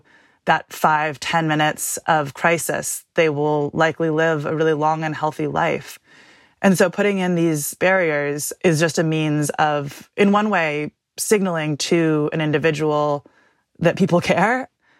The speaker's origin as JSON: {"language": "English", "town": "San Francisco", "region": "California", "country": "United States", "tie": "born or raised there", "said": "I grew up in San Francisco"}